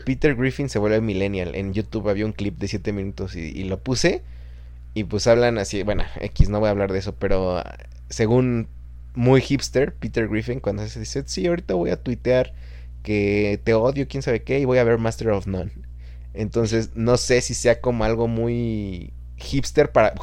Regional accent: Chalco, State of Mexico, Mexico; now in Guadalajara, Mexico; de donde nosotros somos, de Fernando y yo, de Chalco, en el Estado de México

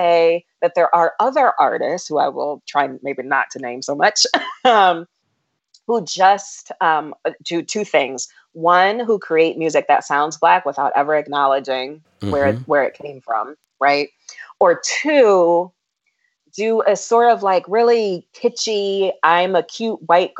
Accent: United States; as an African American

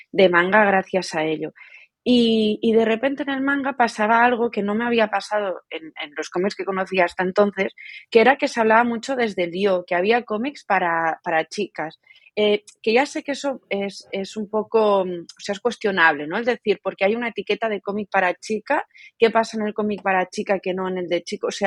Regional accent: Barcelona, Catalonia, Spain; soy nacida en Barcelona.

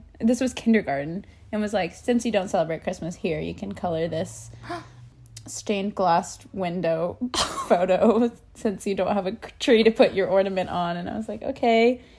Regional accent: Chattanooga, Tennessee, United States; now in Bronx, New York, United States; I grew up in a town in Tennessee, Chattanooga, to be exact. I was born, I was raised there, spent my whole childhood there.

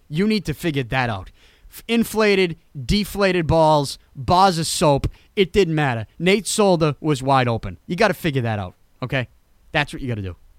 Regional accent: New England, United States; if I was not from New England, if I did not grow up a Patriots fan

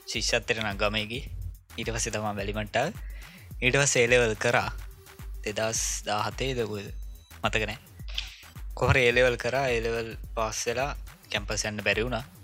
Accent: Welimada, Uva Province, Sri Lanka; ඉතිං මගේ ගම ඇත්තරම වැලි මඩ

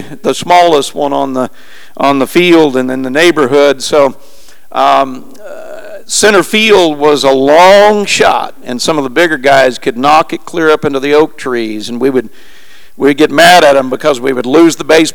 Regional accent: Springfield, Missouri, United States; moved away; I'm a long ways from home. My hometown is Springfield, Missouri.

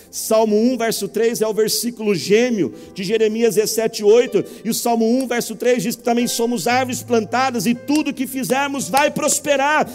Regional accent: Brazil; Todos nós, como brasileiros

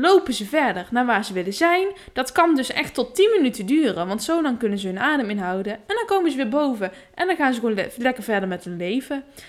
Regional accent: Netherlands; En dan zit je daar als Nederlander met je, met je, met je witte hoofd

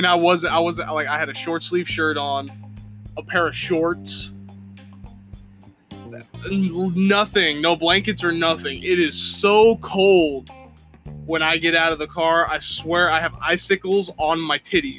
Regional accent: Indiana, United States; also born or lived in the South (US); now in US South; I'm from the North, okay? Originally I'm from Indiana. I miss snow

